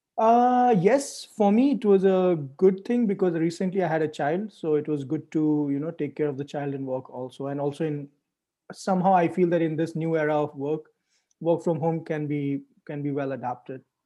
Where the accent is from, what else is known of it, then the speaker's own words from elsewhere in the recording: India; moved away as an adult; also born or lived in Europe; I grew up in India